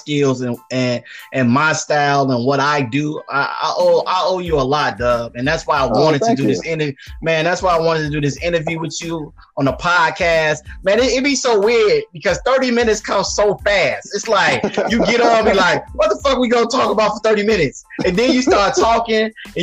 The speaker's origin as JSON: {"language": "English", "town": "Chicago", "region": "Illinois", "country": "United States", "tie": "born or raised there", "said": "coming to Chicago during my hometown during All-Star Weekend"}